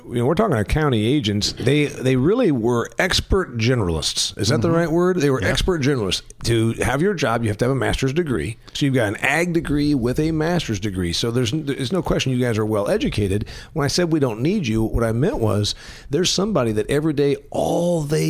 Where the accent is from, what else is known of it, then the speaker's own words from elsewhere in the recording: Indiana, United States; I'm from Indiana, which is a corn and soybean state.